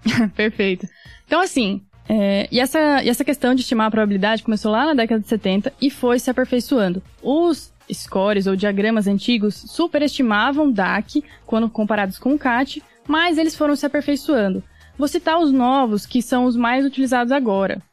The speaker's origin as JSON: {"language": "Portuguese", "town": "Londrina", "region": "Paraná", "country": "Brazil", "tie": "born or raised there", "moved": "as an adult", "lives_now": "São Paulo, Brazil", "said": "eu nasci em Londrina, Paraná, me formei médica pela Federal do Paraná, fiz minha residência de clínica aqui em São Paulo"}